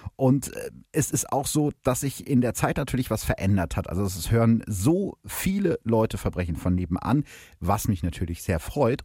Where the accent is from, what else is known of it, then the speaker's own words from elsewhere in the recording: Gütersloh, North Rhine-Westphalia, Germany; aus dem Gütersloher Stadtarchiv, also aus meiner Heimatstadt